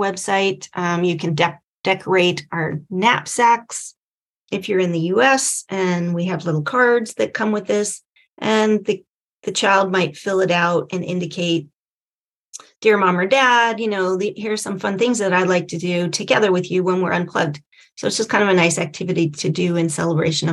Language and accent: English; San Diego, California, United States; my hometown here in San Diego